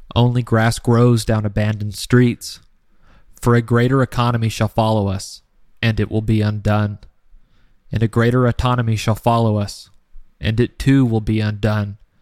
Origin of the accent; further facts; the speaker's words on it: United States; as an American, I see the United States from a different perspective than those who live elsewhere in the world.